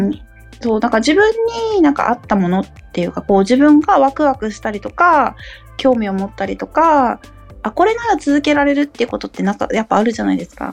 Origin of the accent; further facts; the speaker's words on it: Okinawa, Japan; moved away as an adult; now in Saitama, Japan; 故郷の沖縄にも還元したいなっていうのもやっぱあるので